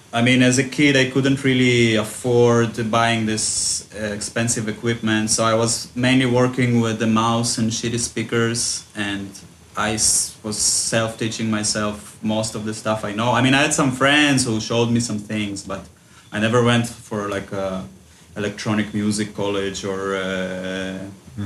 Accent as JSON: {"language": "English", "country": "Israel", "tie": "born or raised there", "also_born_or_lived": "Ukraine", "moved": "as an adult", "lives_now": "Goa, India", "said": "I was uh, originally born in Ukraine, and then when we when I was six, we moved to Israel, uh, and I grew up in Israel basically."}